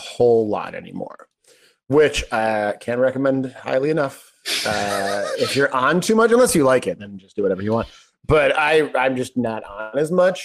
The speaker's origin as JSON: {"language": "English", "town": "Chicago", "region": "Illinois", "country": "United States", "said": "I'm from Chicago."}